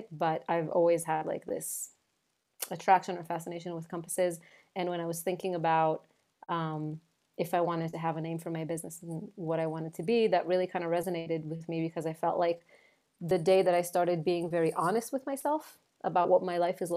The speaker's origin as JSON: {"language": "English", "country": "Israel", "moved": "as an adult", "lives_now": "New York, United States", "said": "I'm originally from Israel. I moved to the United States, to New York, about 8 years ago"}